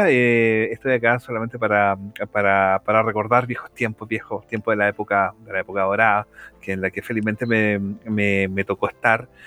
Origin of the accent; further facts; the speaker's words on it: Peñaflor, Santiago Metropolitan Region, Chile; eh, soy diseñador de juegos. puta, soy peñaflorino, a pesar que nací en Santiago, en, Independencia, eh, viví casi toda mi vida en Peñaflor, un pueblo muy, muy sano, muy lindo, que la afuera de Santiago